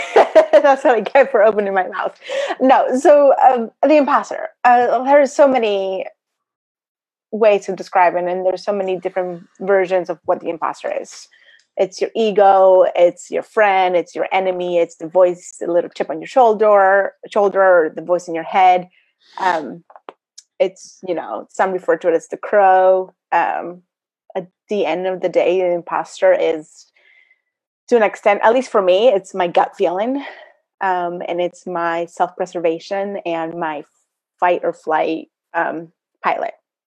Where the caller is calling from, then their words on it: Saratoga Springs, New York, United States; I am joining from Saratoga Springs, New York, where we currently have about 3 inches of snow on the ground.